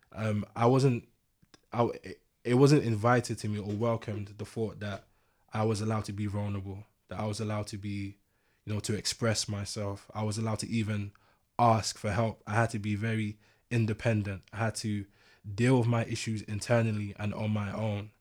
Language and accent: English; London, United Kingdom; I grew up in East London